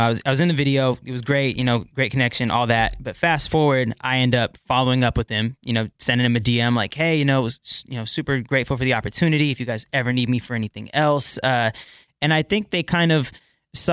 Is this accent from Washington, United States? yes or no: yes; Bremerton, Washington, United States; also born or lived in Port Orchard, Washington / Kent, Washington / Seattle, Washington; I was born in Bremerton. So that's here in Washington.